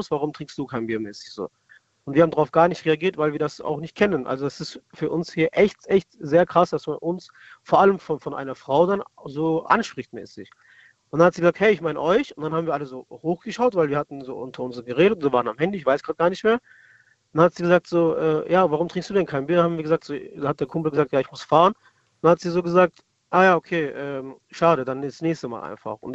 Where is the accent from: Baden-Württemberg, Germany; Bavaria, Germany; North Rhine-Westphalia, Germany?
Baden-Württemberg, Germany; Stuttgart; wir kommen aus Stuttgart, also ich komme aus Stuttgart